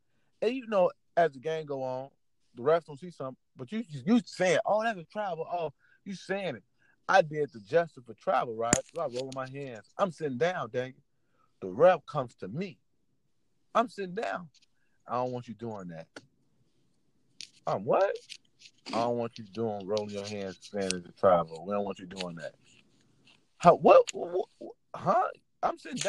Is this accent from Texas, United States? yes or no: no; Chicago, Illinois, United States; I'm from Chicago, and I just come from a different place where we don't even care about him saying that shit.